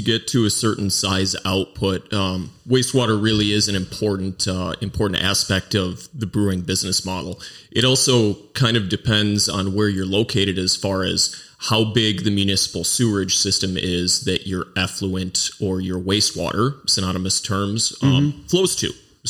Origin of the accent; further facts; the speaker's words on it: Mount Horeb, Wisconsin, United States; Yeah, I grew up in Mount Horeb, which is a stone's throw away for most of my life. I spent a short time in the southwest corner of Wisconsin and a summer in Colorado, but I've been in Wisconsin for my life